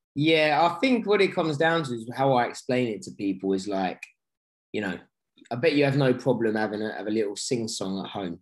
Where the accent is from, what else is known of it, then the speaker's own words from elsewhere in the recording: London, United Kingdom; this is my hometown